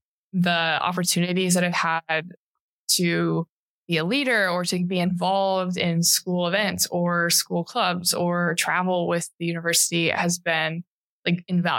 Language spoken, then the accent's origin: English; Chattanooga, Tennessee, United States; I loved Chattanooga. It's a beautiful city because there's the mountains and the river that runs through downtown.